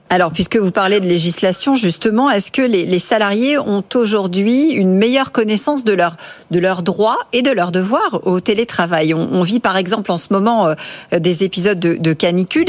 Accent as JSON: {"language": "French", "country": "France", "said": "chez nous en France"}